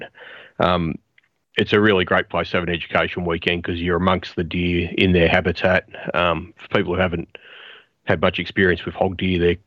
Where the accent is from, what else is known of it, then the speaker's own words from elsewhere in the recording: Gippsland, Victoria, Australia; Growing up in Gippsland, I was lucky enough to go to school with guys who had properties